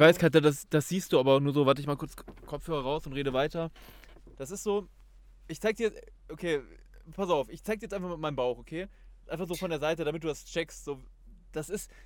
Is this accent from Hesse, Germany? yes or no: yes; Kassel area, Hesse, Germany; moved away; ich komme ursprünglich aus Kassel, so ungefähr